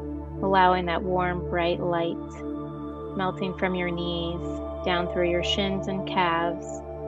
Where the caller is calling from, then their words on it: New Jersey, United States; I am calling from the East Coast in New Jersey.